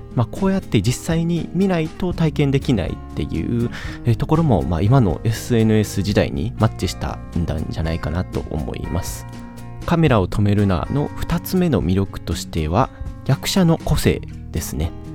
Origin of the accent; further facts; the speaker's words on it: Kansai, Japan; accent: Kansai dialect